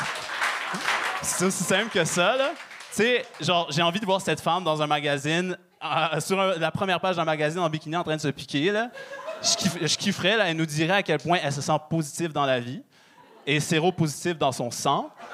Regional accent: Quebec, Canada; je suis euh, québécois d'origine marocaine. Fait que euh, moi, j'ai grandi à, la québécoise dehors et à la marocaine à la maison

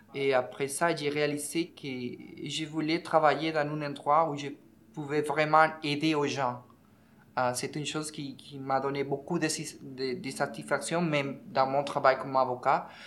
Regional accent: Venezuela; French is a second language; moved away as an adult; also born or lived in Ecuador; now in Montreal, Canada; Mon pays d'origine, euh, c'est Venezuela. Je suis né là, j'ai quitté mon pays en 2014

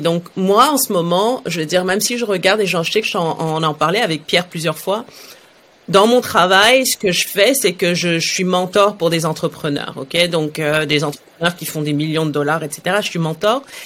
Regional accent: Saudi Arabia; also born or lived in France; now in Montreal, Canada; moi je suis née en Arabie Saoudite dans les années 80

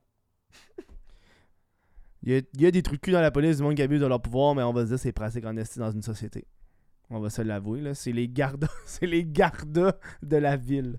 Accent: Laval, Quebec, Canada; Je suis un, je suis un gars de Laval.

